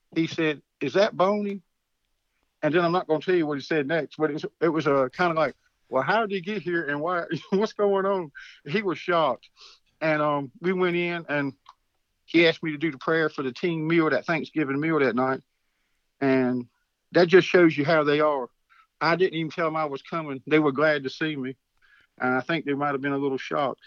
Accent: Wallace, North Carolina, United States; high school where I was at Wallace Rose Hill

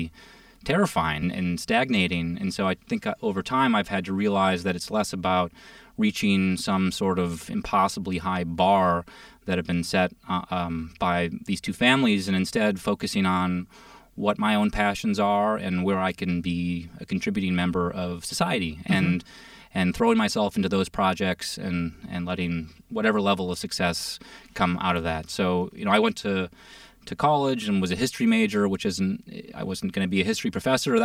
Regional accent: Minneapolis, Minnesota, United States; also born or lived in San Francisco; growing up in Minnesota

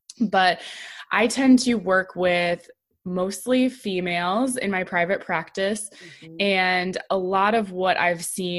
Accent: South Dakota, United States; moved away as an adult; also born or lived in Illinois; South Dakota State University, which is my home state

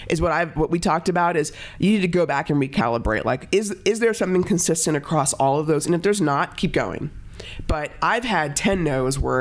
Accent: Dallas, Texas, United States; now in Boulder, United States; I grew up in Dallas

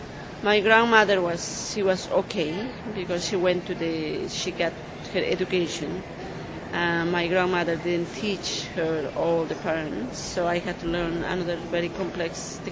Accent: Chinchero, Cusco, Peru; English is a second language; Chinchero, which is my hometown.

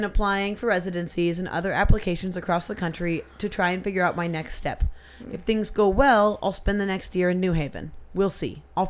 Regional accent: Gainesville, Florida, United States; the newest and biggest recording studio being built in my hometown of Gainesville, Florida.

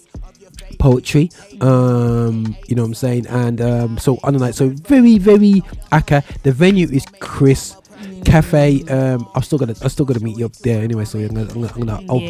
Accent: Birmingham, West Midlands, United Kingdom; my hometown Birmingham

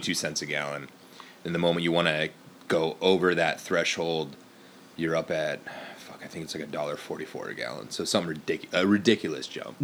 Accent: Fargo, North Dakota, United States; now in Bay Area, United States; I grew up in North Dakota, which I thought was a fi- well, it was always a red state, but I didn't know how bad it was. Like I grew up in Fargo

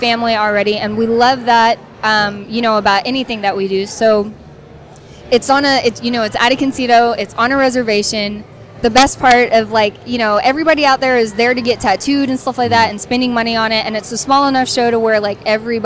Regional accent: Texas, United States; I did. I got out there when I was 8

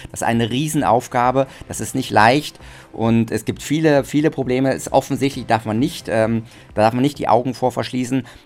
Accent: Germany; now in Austria; Äh, da bin ich Deutscher, aber sonst, was alles andere angeht, bin ich, äh, fühle ich mich als Österreicher

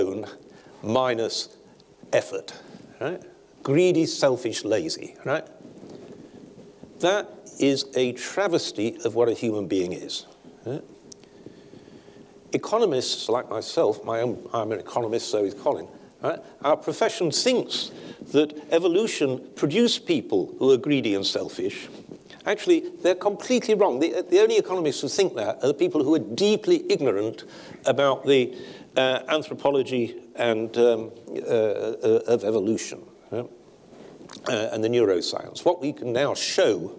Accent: Sheffield, Yorkshire and the Humber, United Kingdom; 10 miles from where I grew up in Sheffield

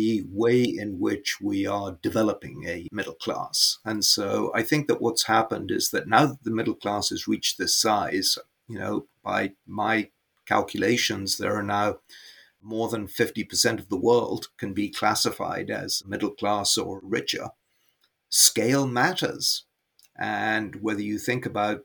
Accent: Karachi, Sindh, Pakistan; moved away; I was born in Karachi

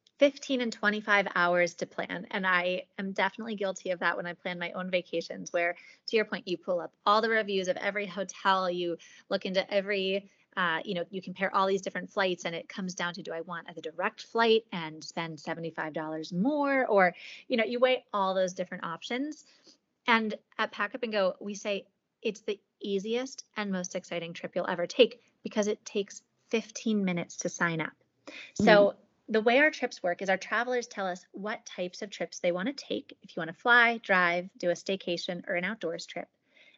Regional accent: Pittsburgh, Pennsylvania, United States; I'm from Pittsburgh

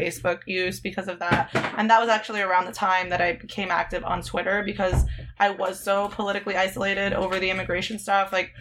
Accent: Hialeah, Florida, United States; moved away as an adult; now in Philadelphia, United States; I grew up in Hialeah, which is like a small, like, it's like near Miami

